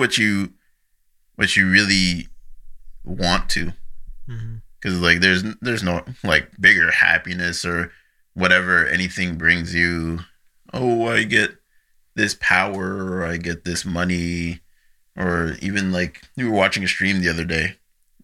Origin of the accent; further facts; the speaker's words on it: Nigeria; now in Canada; I'm a Nigerian citizen, so I just went back to Nigeria for a year, lived with some family.